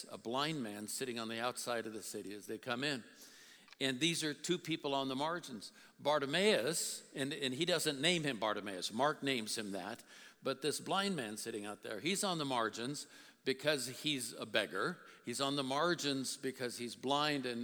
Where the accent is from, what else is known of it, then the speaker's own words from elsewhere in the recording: South India, India; I was brought up in South India and they had what they call hawkers